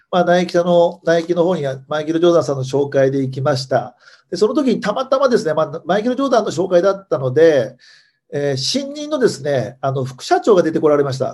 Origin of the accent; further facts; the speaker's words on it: Hiroshima, Japan; 私広島出身なんですけども